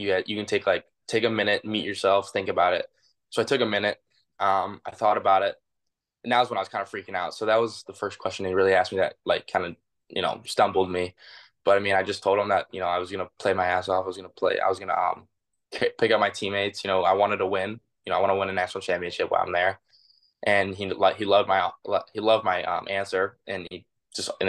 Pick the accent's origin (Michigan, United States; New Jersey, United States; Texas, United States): Michigan, United States; Detroit; I've grown up here my whole life